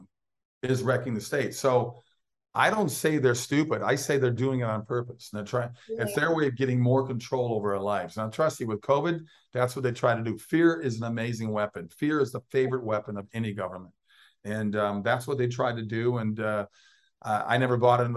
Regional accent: Minnesota, United States; moved away; I'm a Big Ten guy growing up in Minnesota.

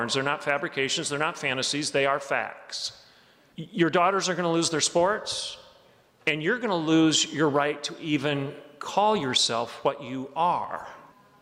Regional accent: Oklahoma, United States; I'm from Oklahoma.

